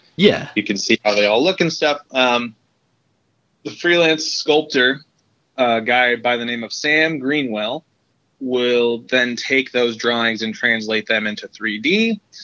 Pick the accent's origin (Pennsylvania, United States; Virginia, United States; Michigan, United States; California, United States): Michigan, United States; Detroit; moved away; I was born in Detroit originally